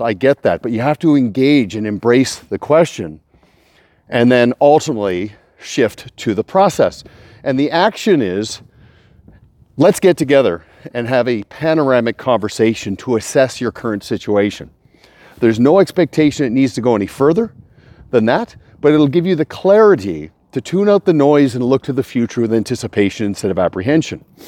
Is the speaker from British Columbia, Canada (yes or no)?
yes; Kelowna, British Columbia, Canada; I'm in Kelowna, a rare treat I get to present to a client here in my hometown.